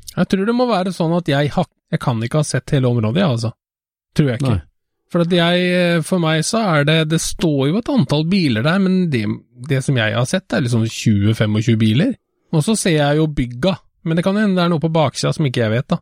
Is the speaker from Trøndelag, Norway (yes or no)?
yes; Trøndelag, Norway; jeg jo halvt trønder fra barnsbeina